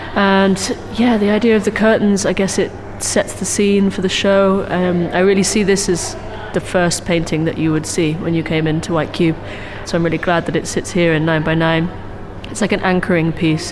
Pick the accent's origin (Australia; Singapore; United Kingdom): United Kingdom; South Wales; moved away as an adult; also born or lived in London / Germany; now in Manchester, United Kingdom; I'm from London. My family's from London, um, but I grew up in South Wales.